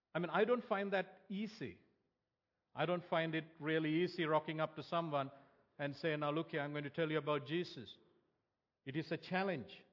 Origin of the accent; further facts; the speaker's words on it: Sri Lanka; moved away; growing up in Sri Lanka